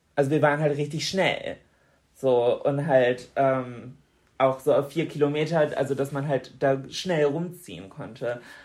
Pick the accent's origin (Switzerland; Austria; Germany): Germany; Bremen; bei uns in Bremen an der Uni